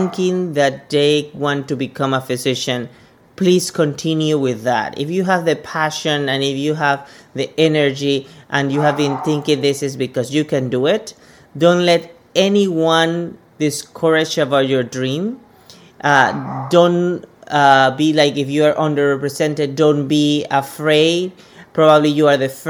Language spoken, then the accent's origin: English; Panama; moved away as an adult; also born or lived in Rhode Island; now in Phoenix, United States; originally I'm from Panama. So I'm coming from Central America